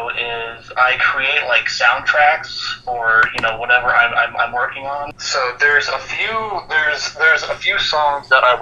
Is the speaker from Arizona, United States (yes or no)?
yes; Scottsdale, Arizona, United States; moved away; also born or lived in Harrisburg, Pennsylvania; I actually grew up in Scottsdale, Arizona